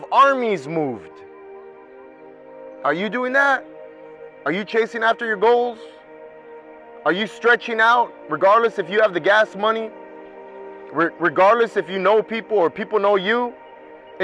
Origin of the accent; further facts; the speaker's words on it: Anaheim, California, United States; I'm from Anaheim